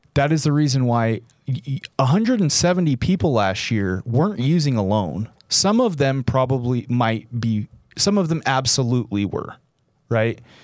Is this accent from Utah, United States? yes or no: yes; Utah, United States; my hometown, my home state